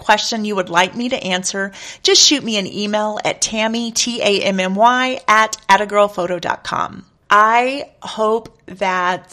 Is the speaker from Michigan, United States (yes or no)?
no; Texas, United States; I am from Texas